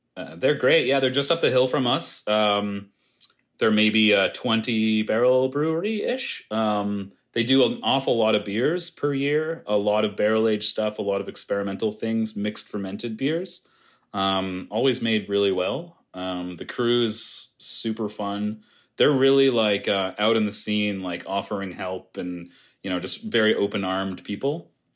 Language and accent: English; Halifax, Nova Scotia, Canada; I'm a Halifax native